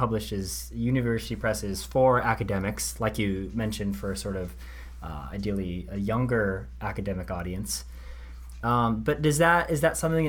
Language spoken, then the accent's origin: English; Seattle, Washington, United States; moved away; I'm from Seattle originally.